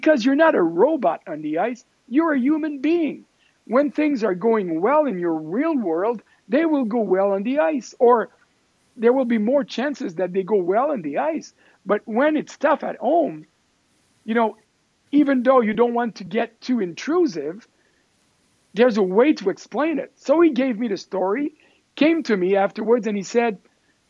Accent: Quebec City, Quebec, Canada; also born or lived in Stockholm, Sweden / Montreal; I was born in Quebec City

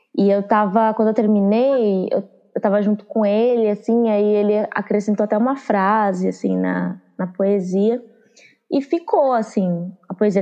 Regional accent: São Paulo, Brazil; also born or lived in Juazeiro, Bahia / Curaçá, Bahia / Santo André; depois a gente foi para a Zona Sul de São Paulo e eu passei a maior parte da minha infância

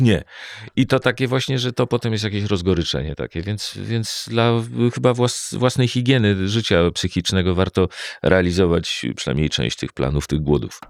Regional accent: Warsaw, Masovian Voivodeship, Poland; jak się urodziłem i mieszkam w Warszawie

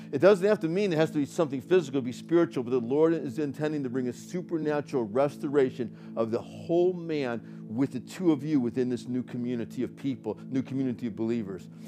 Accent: Northeast, United States; accent: New York; I was born in the Northeast, you know, and I got that, I got that little bit of that, that New York thing

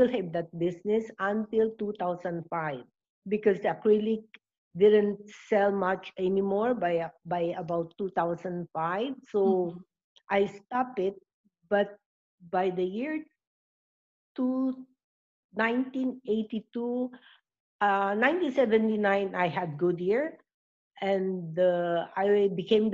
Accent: Bicol Region, Philippines; we are from Bicol.

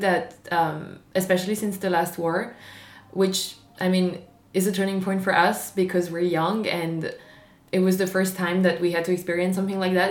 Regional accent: Marseille, Provence-Alpes-Côte d'Azur, France; English is a second language; I was born and raised in Marseille, uh, in the south of France

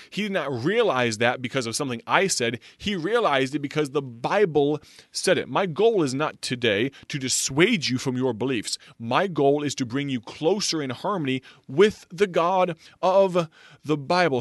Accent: United States; also born or lived in Illinois; America, our home country, my home country

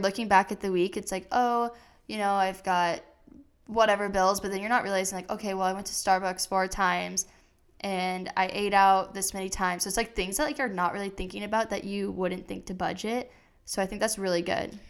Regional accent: Iowa, United States; moved away; I'm originally from Iowa

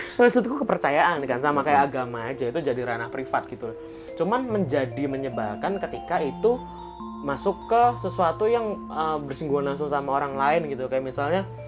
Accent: Java, Indonesia; kita kan sebagai orang-orang Jawa

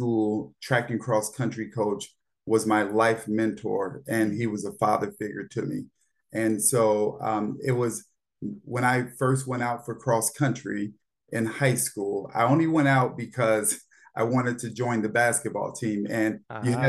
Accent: Gary, Indiana, United States; moved away as an adult; now in Washington, D.C., United States; I grew up in Gary, Indiana

